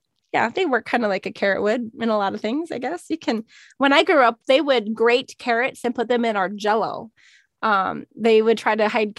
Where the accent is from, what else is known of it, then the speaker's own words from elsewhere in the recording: Minnesota, United States; now in Arizona, United States; I grew up in Minnesota in the north